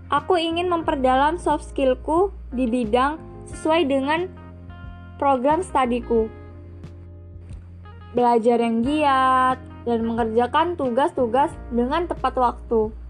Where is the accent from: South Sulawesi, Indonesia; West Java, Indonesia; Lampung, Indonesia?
Lampung, Indonesia; Central Lampung; Aku berasal dari daerah Lampung Tengah dan asal sekolahku yaitu SMA Negeri 1 Terusan Unyai.